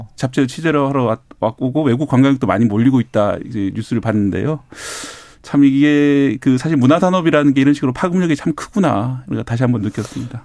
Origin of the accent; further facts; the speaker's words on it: Busan, South Korea; 저도 이제 어릴 때 제 고향이 부산 만덕동